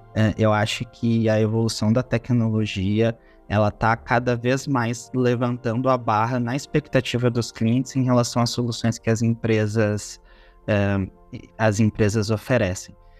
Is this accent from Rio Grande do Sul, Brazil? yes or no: yes; Porto Alegre, Rio Grande do Sul, Brazil; Eu sou natural de Porto Alegre